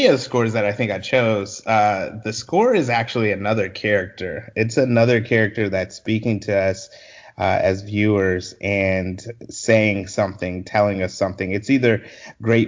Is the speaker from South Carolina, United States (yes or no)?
yes; Columbia, South Carolina, United States; also born or lived in Orangeburg, South Carolina; I grew up in Columbia, South Carolina. I was born in Orangeburg and then lived in Columbia most of my formative years.